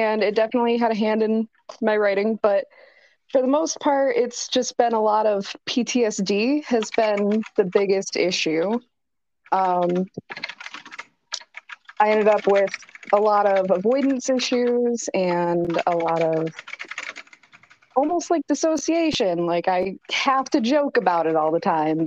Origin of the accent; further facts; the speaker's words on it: Brooklyn, Michigan, United States; moved away as an adult; also born or lived in Flint, Michigan; we moved to Brooklyn, Michigan. So okay. I was raised there until I was about 17.